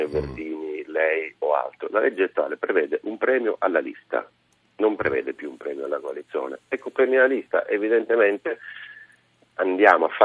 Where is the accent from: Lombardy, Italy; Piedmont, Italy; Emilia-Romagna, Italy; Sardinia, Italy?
Sardinia, Italy; near Cagliari; accent: Sardinian; Io non sono di Caragonone, eh, eh, sono dalle parti di Cagliari